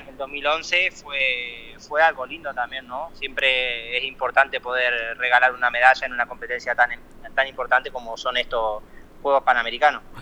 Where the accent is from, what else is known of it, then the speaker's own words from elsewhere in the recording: Colón, Entre Ríos, Argentina; also born or lived in Italy; yo donde me crié corriendo en Entre Ríos